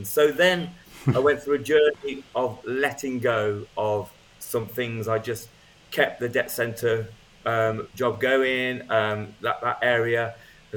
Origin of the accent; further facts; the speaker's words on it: United Kingdom; I'm British